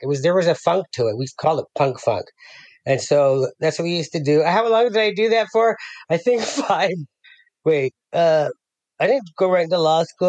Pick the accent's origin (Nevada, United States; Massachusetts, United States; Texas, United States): Nevada, United States; Las Vegas; moved away as an adult; also born or lived in Denver, Colorado; now in San Ramon, United States; raised in Las Vegas